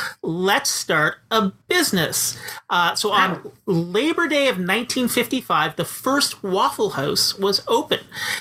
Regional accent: Canada; As a Canadian, I'm actually not that familiar with a lot of American cultural touchstones

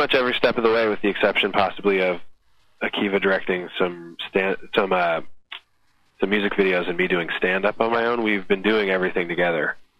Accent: the Bay Area, California, United States; We're from the Bay Area

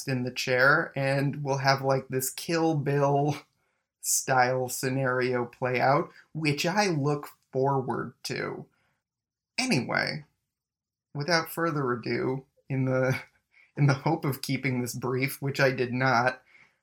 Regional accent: Mississauga, Ontario, Canada; also born or lived in Winnipeg; now in Toronto, Canada; we also grew up, like, a couple minutes away from each other. Me in Mississauga, you in Oakville

